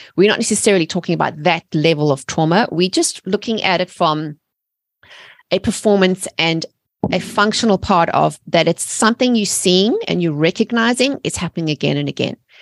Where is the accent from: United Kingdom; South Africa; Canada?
South Africa; moved away as an adult; now in United States; I'm originally from South Africa, and Ameri-, and I've been living in America for seventeen years